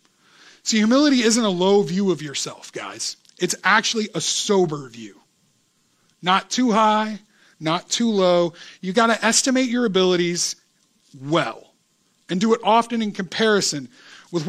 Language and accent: English; United States; I grew up in America